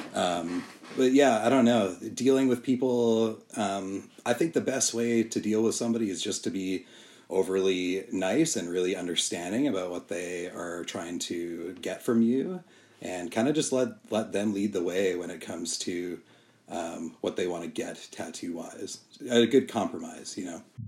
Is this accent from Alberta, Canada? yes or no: yes; Calgary, Alberta, Canada; I grew up in Calgary